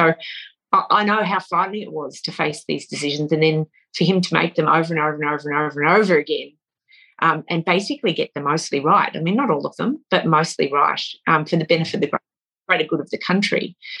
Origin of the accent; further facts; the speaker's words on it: Australia; One of the strongest characteristics of being an Australian, I think, is the ability to see bullshit at 1,000 paces.